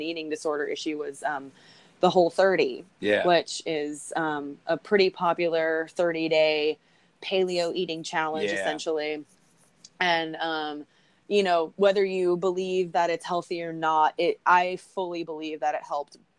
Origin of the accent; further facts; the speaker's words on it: Texas, United States; I'm from Texas. My family hunts.